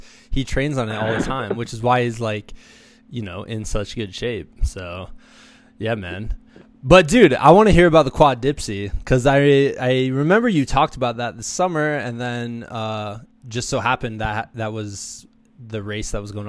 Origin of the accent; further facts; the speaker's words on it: Midwest, United States; As a Midwesterner